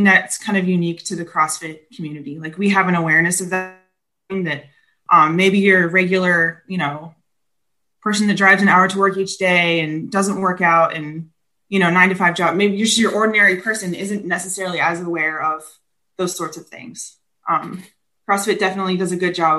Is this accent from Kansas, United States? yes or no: yes; Kansas, United States; Kansas. I'm originally from Kansas. Yeah. Yep. Growing up in Kansas my whole life